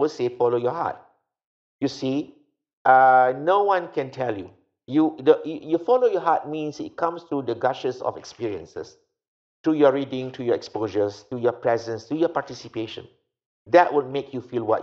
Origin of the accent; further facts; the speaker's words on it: Malaysia; also born or lived in Hawaii; we grew up, you and I, we grew up in the British time, you know, and then we saw the independence and we saw how this country was created.